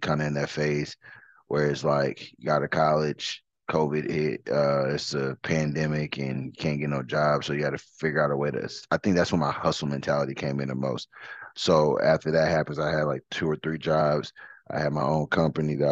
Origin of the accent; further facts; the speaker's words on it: Detroit, Michigan, United States; moved away; also born or lived in Katy, Texas; I'm originally from Detroit, so I got a lot of family members